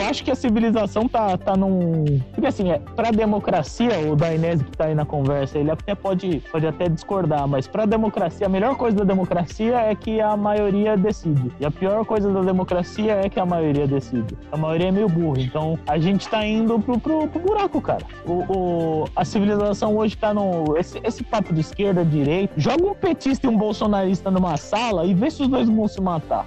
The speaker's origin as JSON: {"language": "Portuguese", "country": "Brazil", "said": "Pensando como brasileiro"}